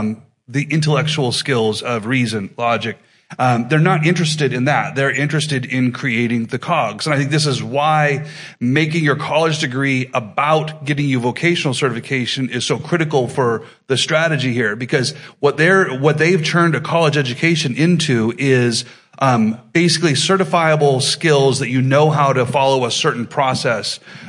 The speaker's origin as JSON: {"language": "English", "country": "United States", "said": "as an American, but particularly as a Christian"}